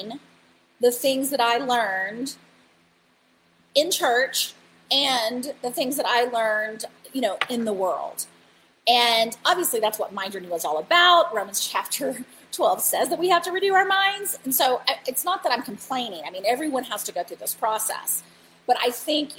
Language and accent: English; Bible Belt, Southern United States, United States; I grew up in the Bible Belt